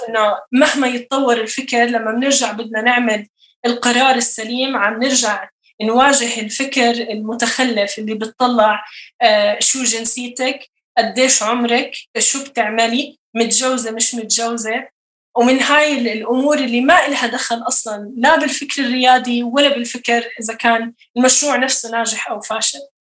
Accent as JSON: {"language": "Arabic", "country": "Jordan", "said": "أنا أكون أردني سايق سيارة على شوارع أردنية"}